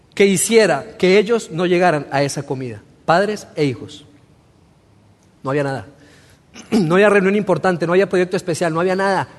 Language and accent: Spanish; Colombia; moved away as an adult; also born or lived in Torreón, Mexico; yo soy mexicano, pero me crié en Colombia, en Sudamérica. Viví 16 años en Colombia